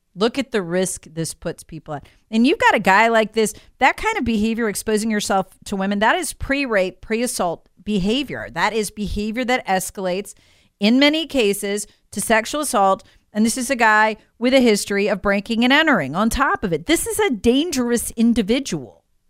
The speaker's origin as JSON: {"language": "English", "town": "Charlotte", "region": "North Carolina", "country": "United States", "tie": "born or raised there", "said": "the Charlotte Observer, my hometown paper"}